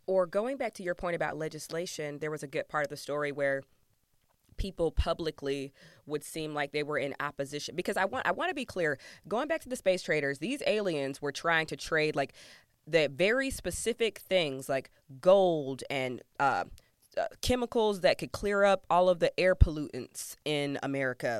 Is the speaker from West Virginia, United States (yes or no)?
no; Georgia, United States; moved away; I'm from Georgia originally